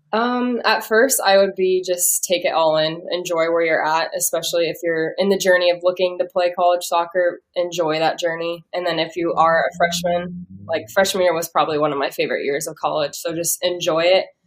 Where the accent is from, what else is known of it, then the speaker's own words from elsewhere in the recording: Omaha, Nebraska, United States; I'm from Omaha